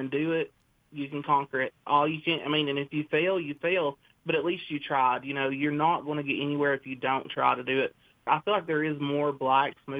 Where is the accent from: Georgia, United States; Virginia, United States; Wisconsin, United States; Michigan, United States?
Virginia, United States; Appalachia; also born or lived in Norton, Virginia; now in Big Stone Gap, United States; I was born and raised in Appalachia, Virginia. I now live in Big Stone. I've lived in Norton before